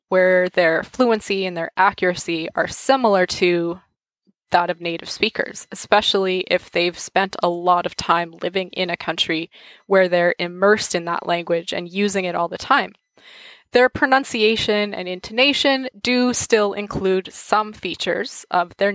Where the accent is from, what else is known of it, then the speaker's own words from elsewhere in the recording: Canada; accent: English-Canadian; first language English; the way most of us Canadians learn French